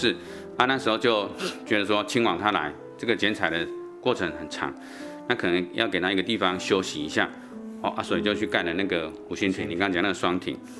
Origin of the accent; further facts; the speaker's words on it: Taichung, Taiwan; 我们台中人